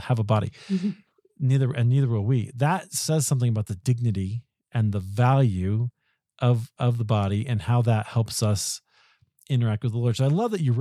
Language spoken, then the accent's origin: English; Iowa, United States; I'm from Iowa